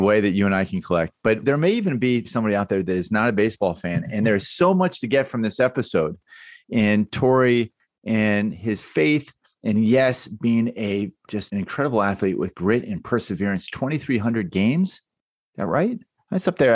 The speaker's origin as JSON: {"language": "English", "town": "Baltimore", "region": "Maryland", "country": "United States", "tie": "born or raised there", "also_born_or_lived": "New York / North Carolina", "moved": "yes", "said": "I grew up in Baltimore and was a huge Baltimore Orioles fan, then moved to New York."}